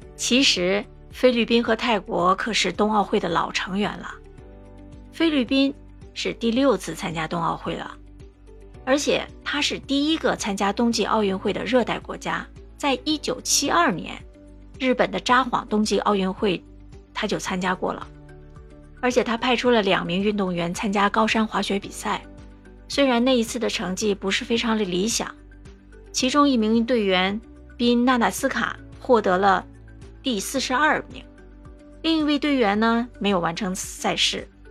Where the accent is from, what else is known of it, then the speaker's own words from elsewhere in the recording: China; now in Singapore; 身为中国人